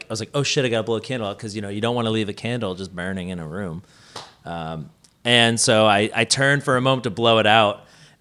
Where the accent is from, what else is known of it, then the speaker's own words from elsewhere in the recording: United States; As an American